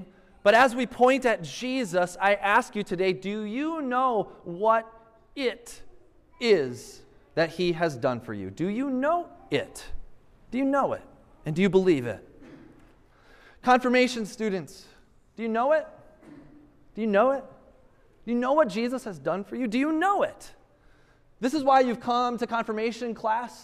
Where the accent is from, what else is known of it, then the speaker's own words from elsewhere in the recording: Minnesota, United States; I'm from Minnesota